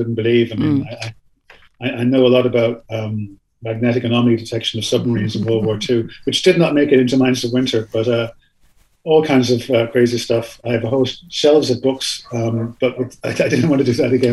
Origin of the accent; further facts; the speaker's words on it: Ireland; also born or lived in Canada; I'm an Irish citizen. I grew up here, obviously, as you can hear from my accent.